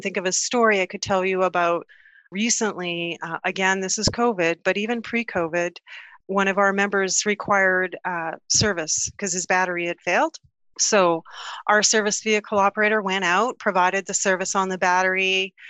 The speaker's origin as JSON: {"language": "English", "country": "Canada", "said": "we're from Canada"}